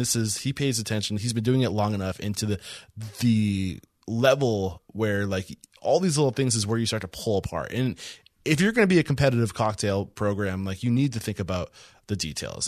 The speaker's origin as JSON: {"language": "English", "region": "New Hampshire", "country": "United States", "moved": "yes", "lives_now": "Texas, United States", "said": "I'm from New Hampshire"}